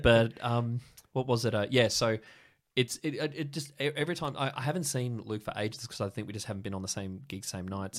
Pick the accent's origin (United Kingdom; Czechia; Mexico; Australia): Australia; Sydney, New South Wales; moved away as an adult; now in Canberra, Australia; I'm from Sydney originally